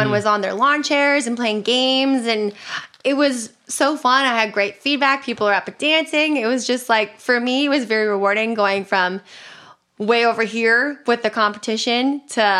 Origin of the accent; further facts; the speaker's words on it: Canada; from Canada